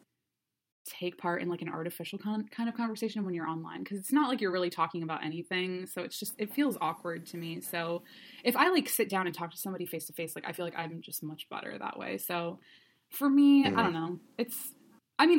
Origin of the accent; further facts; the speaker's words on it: Cleveland, Ohio, United States; moved away as an adult; I'm from Cleveland, but I moved back home, you know, a year and a half ago